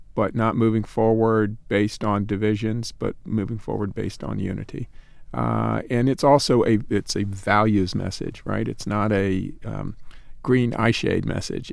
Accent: North Carolina, United States; I'm from North Carolina

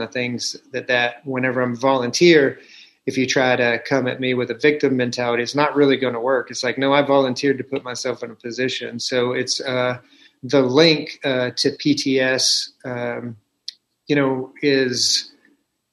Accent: the South, United States; I was raised in the South

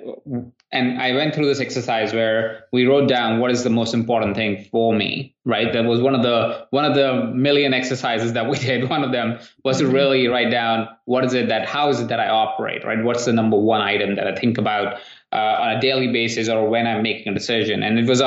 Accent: India; moved away; I come from India where we don't have credit cards and not a great credit system

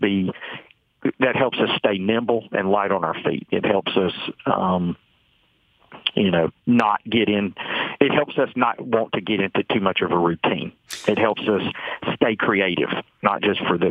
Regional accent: Atlanta, Georgia, United States; I'm being from Atlanta

